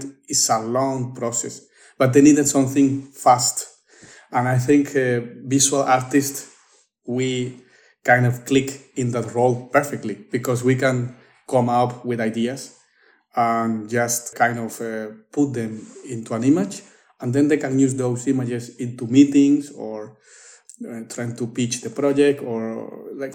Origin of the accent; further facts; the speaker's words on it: Spain; moved away as an adult; also born or lived in Lithuania / Copenhagen, Denmark; I was living in Lithuania, but I'm from Spain.